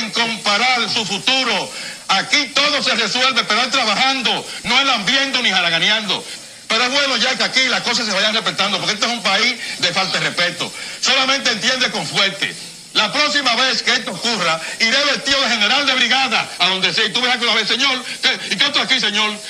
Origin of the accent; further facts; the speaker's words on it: Dominican Republic; Yo soy dominicano porque nací aquí.